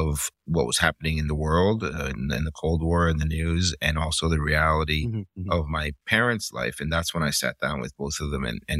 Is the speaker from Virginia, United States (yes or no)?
no; Miami, Florida, United States; also born or lived in Cuba; You know, it's sort of from the time that I left and I grew up in Miami in the 80s